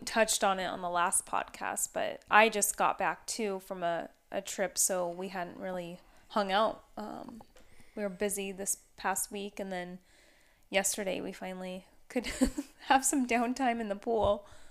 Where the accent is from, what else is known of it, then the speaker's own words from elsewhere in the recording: Battle Ground, Washington, United States; moved away; I haven't even been back to my hometown where I grew up in Washington